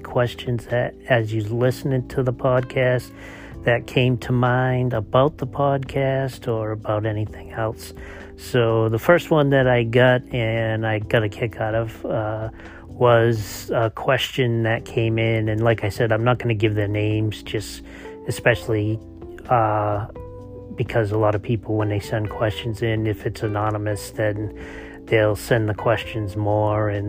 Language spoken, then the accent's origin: English; Boston, Massachusetts, United States; Since I'm from Boston, I don't pronounce R's